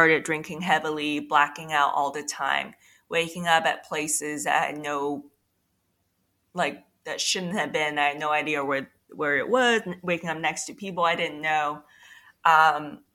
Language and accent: English; China; moved away; also born or lived in New York City; I was actually born and raised in China